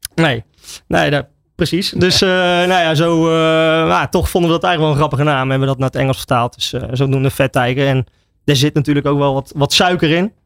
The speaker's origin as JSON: {"language": "Dutch", "town": "Oudewater", "region": "Utrecht", "country": "Netherlands", "said": "Ik kom dus uit Oude Water en wij hebben in Oude Water een gezegde."}